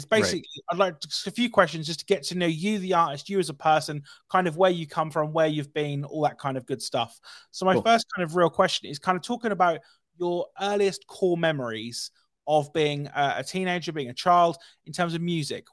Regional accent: United Kingdom; I'm British

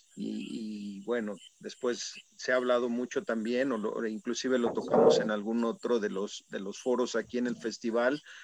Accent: Puebla, Mexico; Yo mismo soy, soy poblano

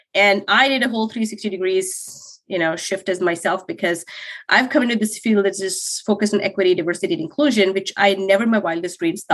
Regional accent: Saudi Arabia; now in Canada; when I moved to Canada, so I grew up in Saudi Arabia.

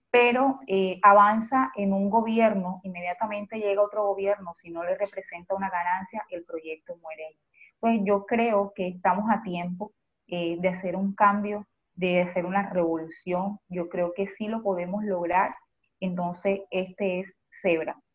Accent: Cartagena, Bolívar, Colombia; soy cartagenera, nacida en uno de los barrios populares de Cartagena, eh, el barrio popular de Ternera

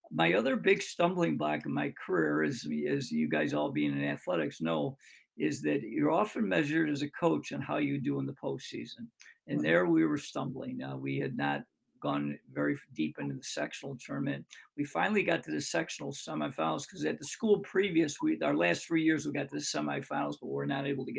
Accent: Greece, New York, United States; my hometown called Greece, New York, which is a suburb of Rochester

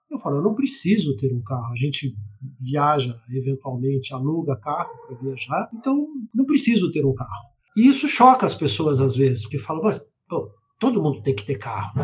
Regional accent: Rio de Janeiro, Brazil; eu sou do Rio de Janeiro

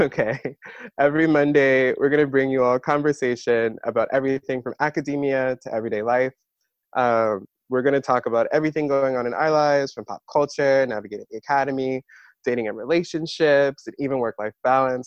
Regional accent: Maryland, United States; moved away as an adult; also born or lived in New York; now in Philadelphia, United States; I was born in New York. I grew up there a little bit, and then my family moved to Maryland

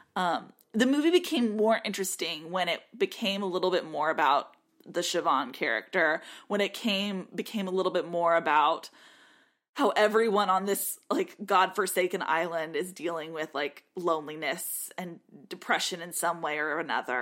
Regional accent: United States

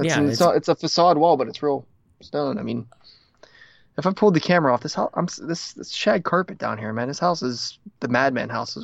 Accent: Ohio, United States; moved away as an adult; also born or lived in Atlanta, Georgia; now in Canada; I'm from Ohio.

